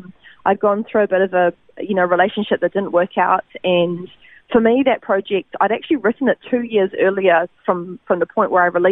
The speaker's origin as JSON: {"language": "English", "town": "Christchurch", "region": "Canterbury", "country": "New Zealand", "tie": "born or raised there", "moved": "yes", "lives_now": "Gold Coast, Australia", "said": "born in Christchurch, New Zealand, and that's where I grew up."}